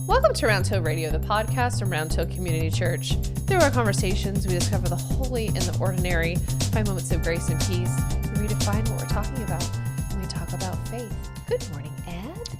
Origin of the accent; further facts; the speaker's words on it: Scotland, United Kingdom; As a Scottish person